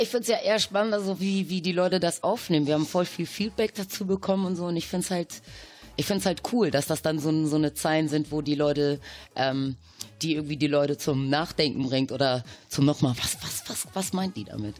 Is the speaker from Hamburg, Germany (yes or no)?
yes; Hamburg, Germany; also born or lived in Caribbean; wir sind aus Hamburg